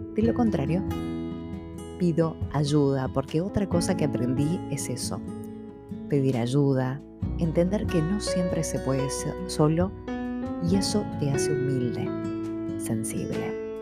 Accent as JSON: {"language": "Spanish", "town": "San Pedro", "region": "Buenos Aires Province", "country": "Argentina", "tie": "born or raised there", "moved": "as an adult", "said": "Me había ido de mi ciudad de origen, San Pedro, Buenos Aires, en búsqueda de una nueva vida"}